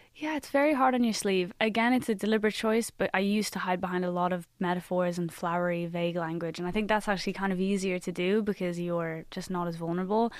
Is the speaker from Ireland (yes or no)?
yes; Ireland; as an Irish like artist